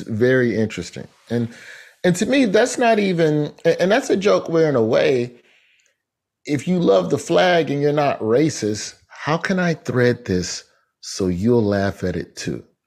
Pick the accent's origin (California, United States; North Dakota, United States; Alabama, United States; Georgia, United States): Alabama, United States; Birmingham; moved away; also born or lived in Tallahassee; Birmingham, my hometown